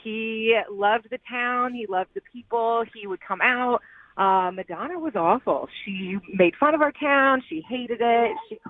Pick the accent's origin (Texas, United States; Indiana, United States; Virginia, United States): Indiana, United States; Evansville; I am from Evansville, Indiana, and our claim to fame is that A League of Their Own was filmed in our hometown.